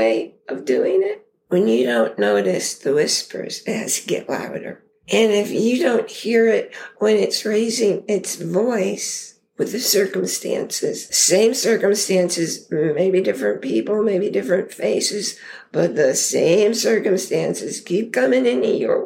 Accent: New York, United States; moved away as an adult; also born or lived in Idaho; now in Connecticut, United States; I grew up in New York

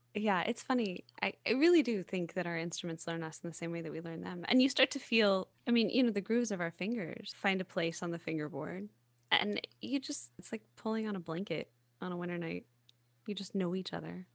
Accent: the South, United States; I'm from the South, right? I'm a hugger.

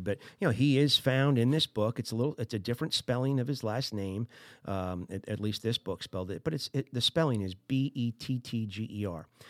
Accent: New Jersey, United States; I'm from Jersey

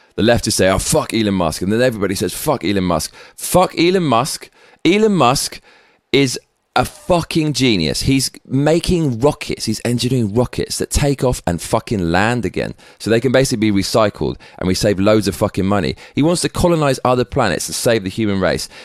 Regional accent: England, United Kingdom; now in Tokyo, Japan; We fucking love you over here in Tokyo and back in my home country of England

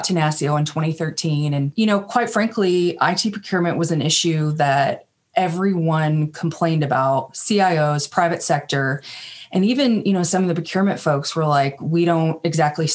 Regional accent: Kentucky, United States; moved away as an adult; also born or lived in Washington, D.C.; I'm from Kentucky, but then moved up there after I graduated college

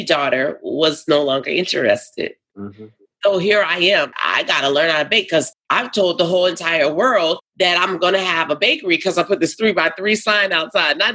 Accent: New Orleans, Louisiana, United States; also born or lived in Topeka, Kansas; now in Nashville, United States; I was raised in New Orleans. I was born in Topeka, Kansas.

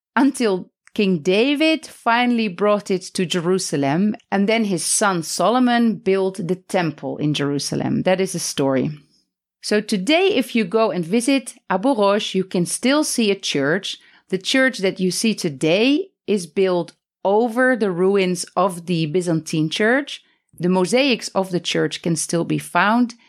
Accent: Netherlands; now in Palestine; I am married to a Palestinian, but I'm originally Dutch.

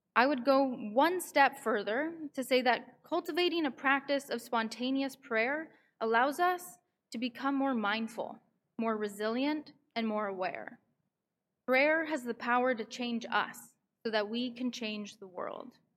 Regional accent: Vancouver, British Columbia, Canada; moved away as an adult; now in New York, United States; I'm from Vancouver, but I come here once a month from New York, where I go to school

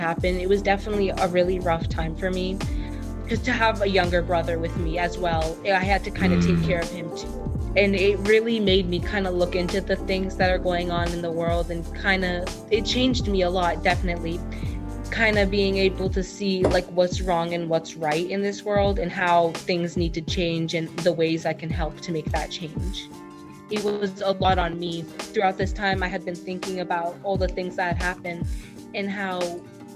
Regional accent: Boston, Massachusetts, United States; I'm from Boston, Massachusetts

